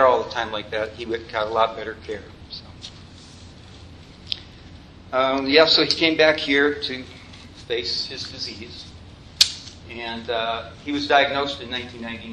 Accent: Detroit, Michigan, United States; I'm from Detroit

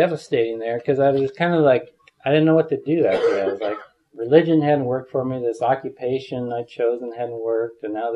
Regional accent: Midwest, United States; I grew up in the Midwest, and my family was quite religious

